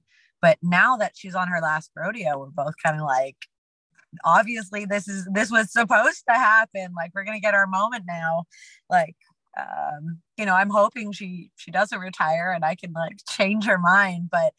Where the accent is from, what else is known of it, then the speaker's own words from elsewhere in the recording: Canada; we're both Canadian.